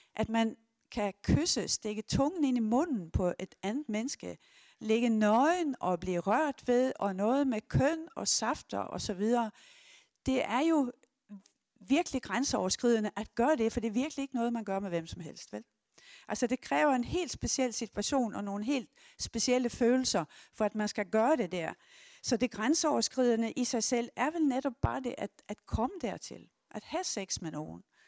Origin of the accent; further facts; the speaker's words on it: Sweden; Jeg er 70 år, jeg er svensker